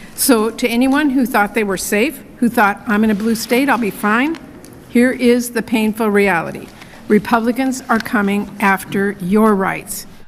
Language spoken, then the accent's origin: English; Washington, United States; my home state of Washington